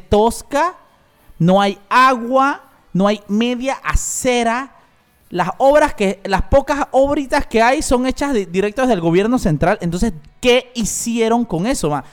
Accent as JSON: {"language": "Spanish", "town": "La Chorrera", "region": "Panamá Oeste", "country": "Panama", "tie": "born or raised there", "said": "yo soy chorrerano, yo nací en Chorrera, mi familia de, de Playa Leona"}